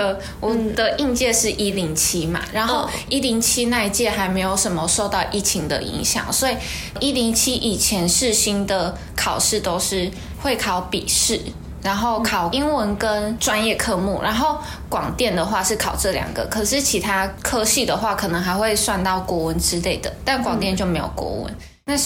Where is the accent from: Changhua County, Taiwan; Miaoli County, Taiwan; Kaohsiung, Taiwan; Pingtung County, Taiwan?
Kaohsiung, Taiwan; moved away as an adult; now in Taipei, Taiwan; 身为一个高雄人，刚到北部就非常不适应。